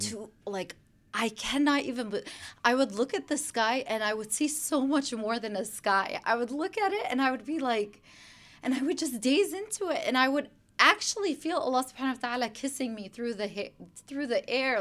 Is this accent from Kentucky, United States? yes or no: no; Chicago, Illinois, United States; also born or lived in Brooklyn, New York; now in West Virginia, United States; I was born in Brooklyn, New York, and then I grew up in Chicago, Illinois